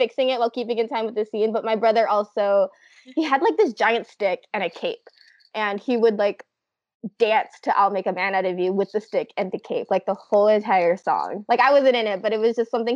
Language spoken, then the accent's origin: English; United States; I'm Asian American